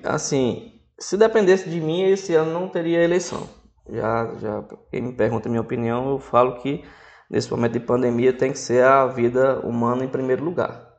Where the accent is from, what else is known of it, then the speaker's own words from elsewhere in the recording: Northeast Region, Brazil; moved away; eu não sou daqui, sou nordestino